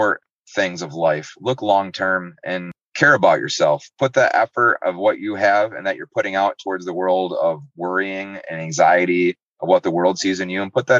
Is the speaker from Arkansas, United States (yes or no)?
no; Muskegon, Michigan, United States; I'm from Muskegon